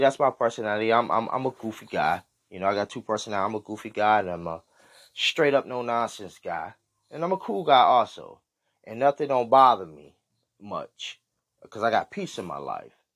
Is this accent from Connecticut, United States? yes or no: no; Michigan, United States; I was from, you know, from Michigan.